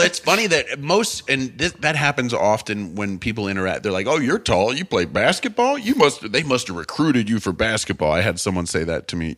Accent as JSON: {"language": "English", "town": "St. Louis", "region": "Missouri", "country": "United States", "tie": "born or raised there", "also_born_or_lived": "Canada", "said": "I grew up in St. Louis, and my pa- my parents, my family were from Canada"}